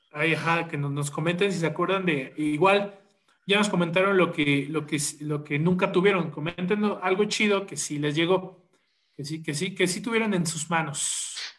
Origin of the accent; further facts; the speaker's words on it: State of Mexico, Mexico; soy morro del Estado de México